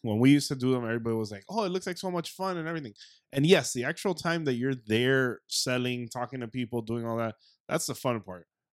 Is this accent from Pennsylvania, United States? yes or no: no; South Florida, United States; we're from South Florida